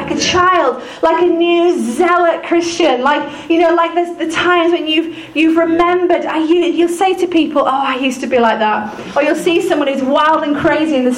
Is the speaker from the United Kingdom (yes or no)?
yes; United Kingdom; we're British